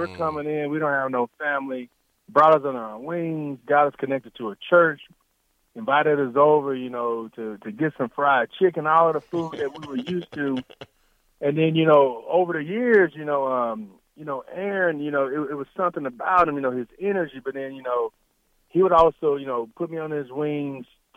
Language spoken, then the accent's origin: English; the South, United States; accent: the South; also born or lived in Pine Bluff, Arkansas; now in Nebraska, United States; my accent is always the South, but Nebraska is definitely home to me.